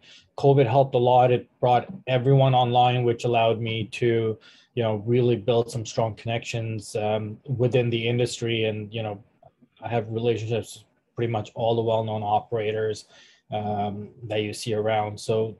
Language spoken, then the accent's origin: English; Canada; now in Detroit, United States; Like you said, even though I am in Detroit, I'm still Canadian. I'm still paying taxes there.